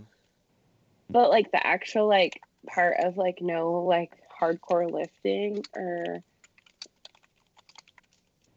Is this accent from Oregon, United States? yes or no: no; Iowa, United States; my hometown is on the main, like the Des Moines River, which is the main river in Iowa.